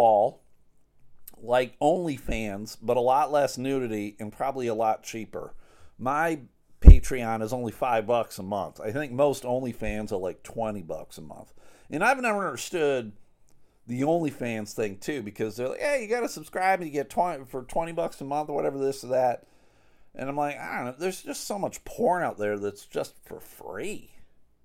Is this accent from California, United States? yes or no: no; Buffalo, New York, United States; now in West Michigan, United States; We're all expats from Buffalo, still fans of the team, all living here in West Michigan